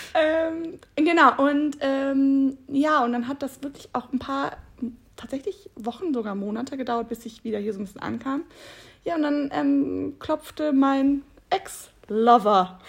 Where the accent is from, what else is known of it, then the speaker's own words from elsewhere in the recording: Bad Honnef, North Rhine-Westphalia, Germany; moved away as an adult; also born or lived in Munich; now in Cologne, Germany; wieder zurück in meine Heimat nach Bad Honnef äh, gekommen.